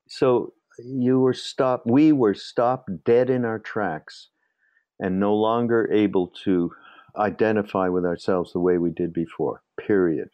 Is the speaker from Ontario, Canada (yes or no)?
no; Montreal, Quebec, Canada; I'm from Montreal